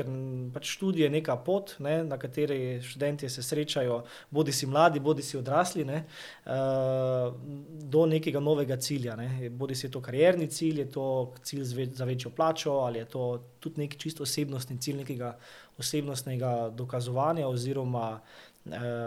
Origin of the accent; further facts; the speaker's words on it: Maribor, Slovenia; prihajam iz Maribora